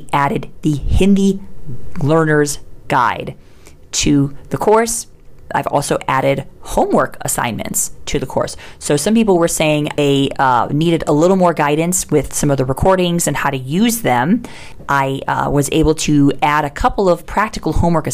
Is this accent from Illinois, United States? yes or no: yes; Chicago, Illinois, United States; moved away as an adult; now in India; I am originally from Chicago